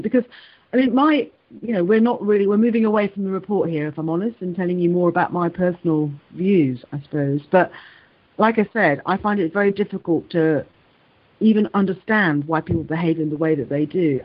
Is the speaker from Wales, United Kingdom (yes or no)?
yes; Wales, United Kingdom; moved away; also born or lived in London / England; I was born in London. I was taken to Wales. I grew up in Wales, then moved back to England, and then have moved recently back to Wales